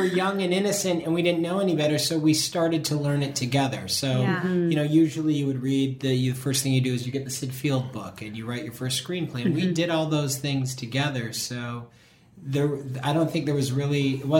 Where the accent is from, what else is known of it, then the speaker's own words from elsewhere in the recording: Minnesota, United States; moved away as an adult; also born or lived in Madison, Wisconsin; now in Los Angeles, United States; Yeah, I mean, I grew up in Minnesota